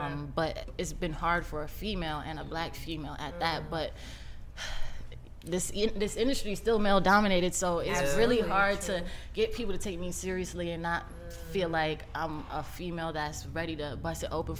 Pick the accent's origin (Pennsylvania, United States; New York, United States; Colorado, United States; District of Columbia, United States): New York, United States; like I said, growing up in New York, I peep energy, I peep vibes, sure.